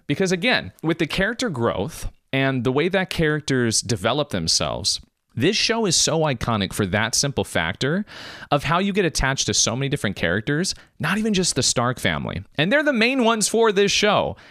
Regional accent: United States; I was born in America, my mom was born in Macedonia, my dad's born in Germany

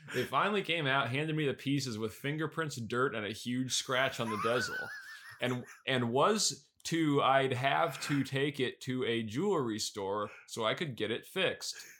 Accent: New York City, New York, United States; moved away; I'm born and raised in Queens

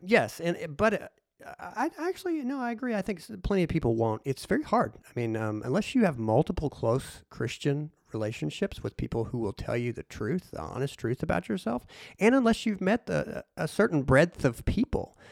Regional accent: Harrisburg, Illinois, United States; my hometown of Harrisburg, Illinois

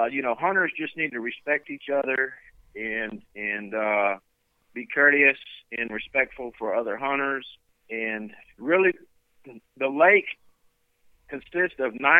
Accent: South Louisiana, United States; moved away as an adult; now in Lake Livingston, United States; I grew up in South Louisiana duck hunting all my life

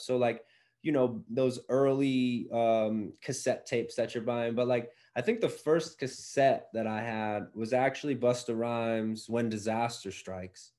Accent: Mooresville, Pennsylvania, United States; now in Philadelphia, United States; growing up right outside Philadelphia, I'm now back in Philly

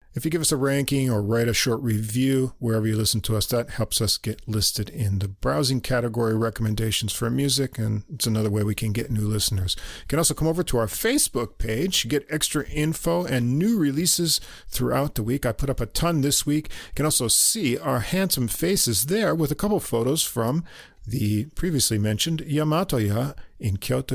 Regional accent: New York, United States; accent: New York; moved away as an adult; now in Japan; I'm not from New York City anyway, just from New York State, so no one's gonna peg me as a New Yorker

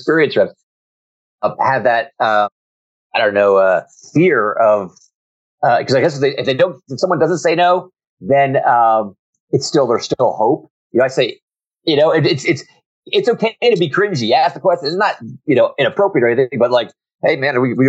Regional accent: New Jersey, United States; now in Virginia, United States; I'm from New Jersey, but I'm now in Virginia.

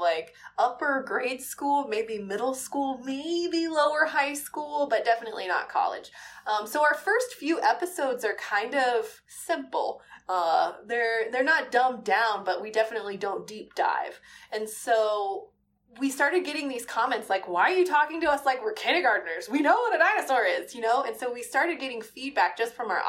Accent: Midwest, United States; I grew up in the Midwest

